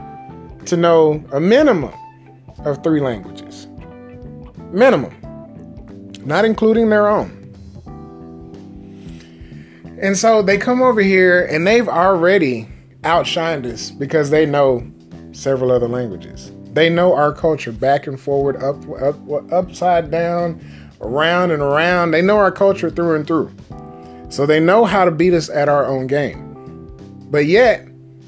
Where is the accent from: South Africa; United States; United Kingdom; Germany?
United States; being an American